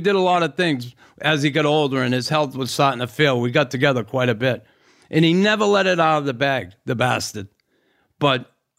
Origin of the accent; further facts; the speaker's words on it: Boston, Massachusetts, United States; Remember, I grew up in Boston.